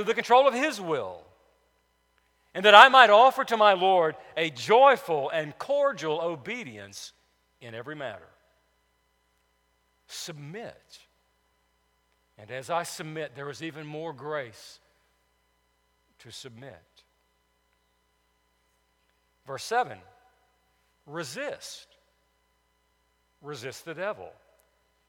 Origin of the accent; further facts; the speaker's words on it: Cullman, Alabama, United States; In the neighborhood I grew up on Elm Street in Cullman, Alabama